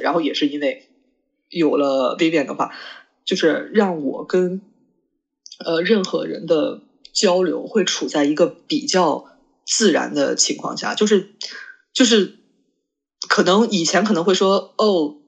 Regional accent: China; 我中国人这，这思想

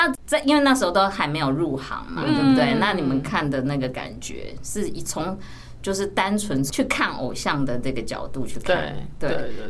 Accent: Kaohsiung, Taiwan; 我是高雄人，

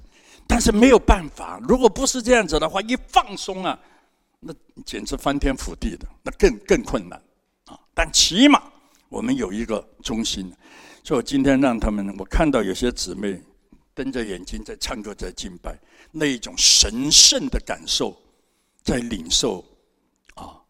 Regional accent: Hong Kong; moved away as an adult; now in Taiwan; 三十八年前我从香港来，什么都没有。

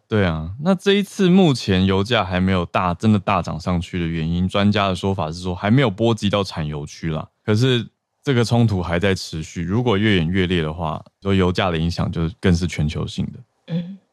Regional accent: Taiwan; 作为一个台湾人

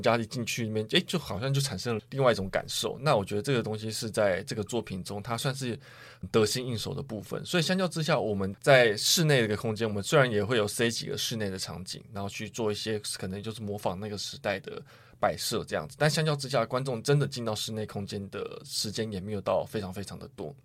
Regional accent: Taiwan; 我们台湾人

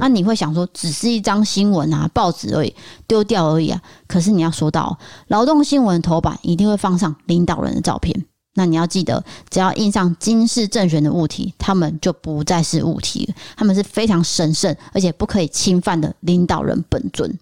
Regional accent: Taiwan; 我们台湾人

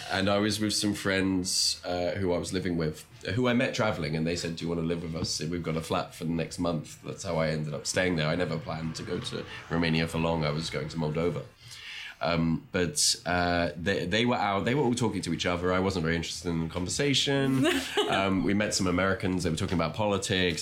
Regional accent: England, United Kingdom; moved away as an adult; also born or lived in France; now in Taiwan; my mother's from Australia, but I, I grew up in England

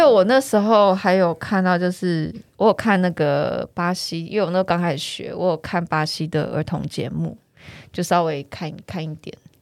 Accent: Taiwan; 我们土生土长的台湾人

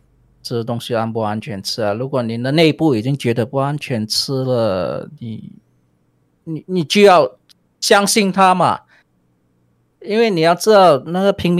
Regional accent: Malaysia; 我我们是在附近的。

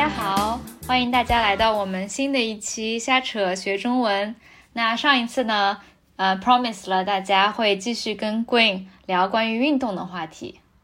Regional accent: Shanghai, China; 我是上海长大的嘛

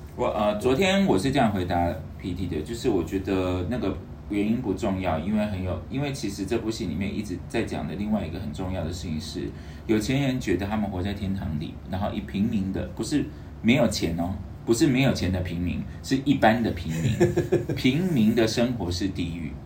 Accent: Taiwan; 作为台湾人

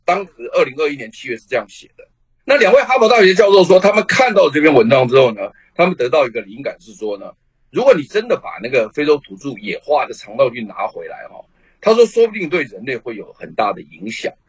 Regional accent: Taiwan; 我们台湾人

